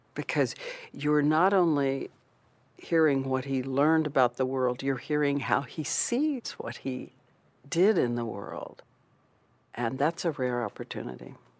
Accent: Louisville, Kentucky, United States; my mom and my dad decided to move to the big city. So they moved to Louisville.

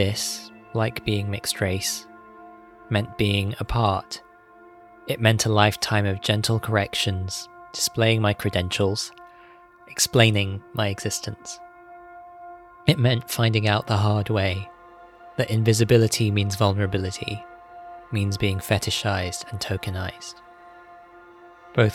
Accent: United Kingdom; My South Asian mother described me as black British

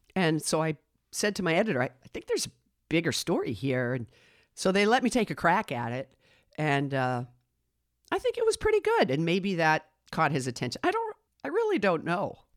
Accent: Westwood, Massachusetts, United States; also born or lived in Manhasset, New York; I grew up in Westwood, Massachusetts

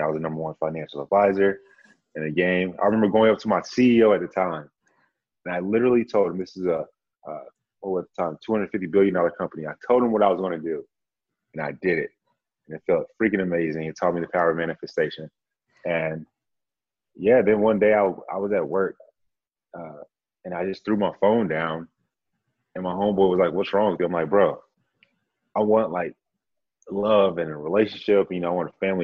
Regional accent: Dallas, Texas, United States; also born or lived in San Antonio, Texas; I'm from Dallas by way of Grand Prairie. So I just say Dallas, Texas

